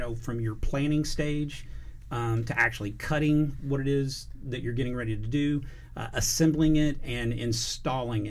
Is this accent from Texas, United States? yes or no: yes; Katy, Texas, United States; also born or lived in Gonzales, Texas; I grew up in Katy, Texas, near Houston